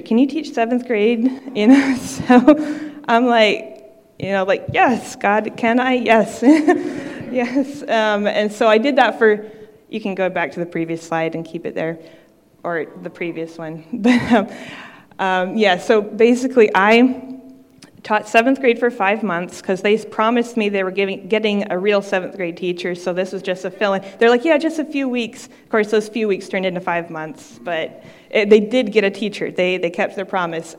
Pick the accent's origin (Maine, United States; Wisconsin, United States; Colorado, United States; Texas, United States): Maine, United States; I'm from Maine